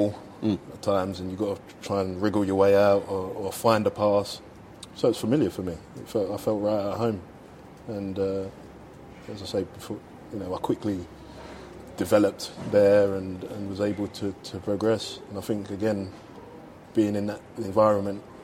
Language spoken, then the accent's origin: English; London, United Kingdom; I come from Bow